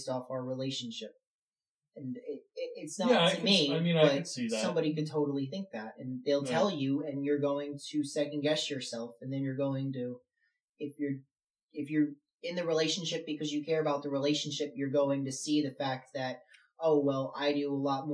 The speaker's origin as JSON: {"language": "English", "town": "Philadelphia", "region": "Pennsylvania", "country": "United States", "said": "I am from Philadelphia"}